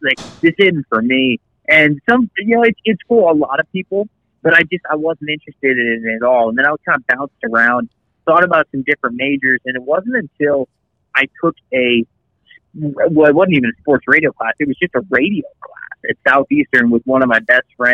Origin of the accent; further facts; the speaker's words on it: just south of Tampa, Florida, United States; I'm from Florida, just south of Tampa, and I actually grew up playing hockey.